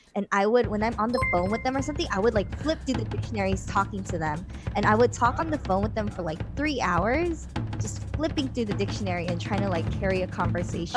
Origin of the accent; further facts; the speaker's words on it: Los Angeles, California, United States; moved away as an adult; also born or lived in China / South Korea; I was born and raised in Los Angeles, California, or well, near Los Angeles